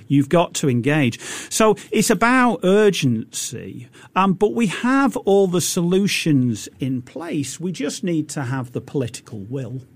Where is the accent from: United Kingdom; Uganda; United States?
United Kingdom; now in Singapore; So the United Kingdom, I'm British